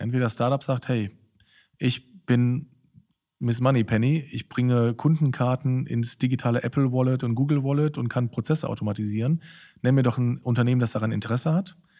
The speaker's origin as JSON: {"language": "German", "town": "Cologne", "region": "North Rhine-Westphalia", "country": "Germany", "tie": "born or raised there", "also_born_or_lived": "Berlin", "moved": "as an adult", "said": "in Köln, in meiner alten Heimatstadt"}